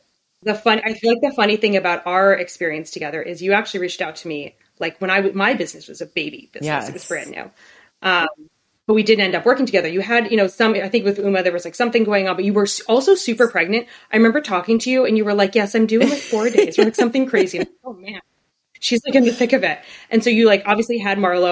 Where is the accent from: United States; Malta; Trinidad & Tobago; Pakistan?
United States; Chicago, Illinois; I grew up in Chicago